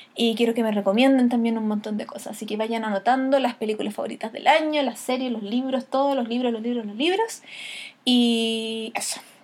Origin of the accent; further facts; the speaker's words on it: Chile; tradiciones de nosotros como chilenos